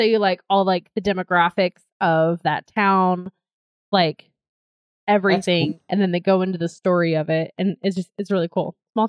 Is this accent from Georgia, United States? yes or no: yes; Georgia, United States; moved away as an adult; I grew up near a cookout, and then of course, since I grew up in Georgia